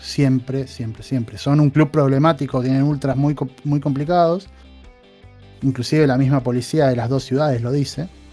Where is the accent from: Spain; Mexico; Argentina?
Argentina; now in Poland; uno como latinoamericano o como, argentino